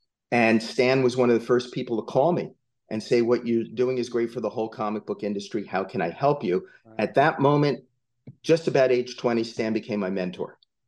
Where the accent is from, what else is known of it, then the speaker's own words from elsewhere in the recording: just outside of Asbury Park, New Jersey, United States; I grew up just outside of Asbury Park, New Jersey.